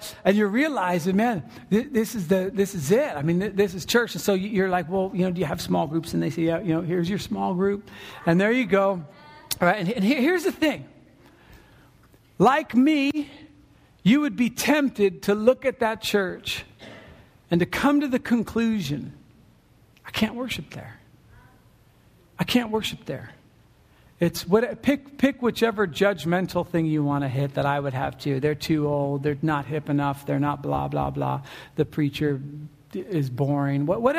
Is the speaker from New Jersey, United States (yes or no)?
no; California, United States; now in Oregon, United States; And you start to think to yourself, man, I'm from SoCal.